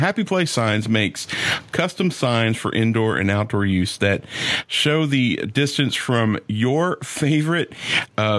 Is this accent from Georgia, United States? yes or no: yes; Atlanta, Georgia, United States; I grew up in Atlanta